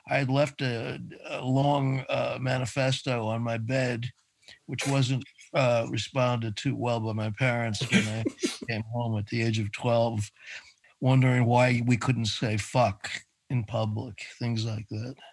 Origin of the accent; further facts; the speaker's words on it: New York City, New York, United States; Well, I was born on the Upper West Side, 79th Street and Riverside Drive.